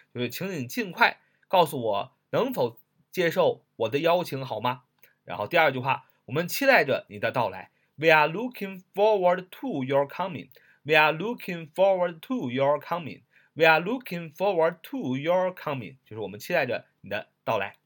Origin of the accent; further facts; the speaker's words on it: China; 就像我们中国人常常讲的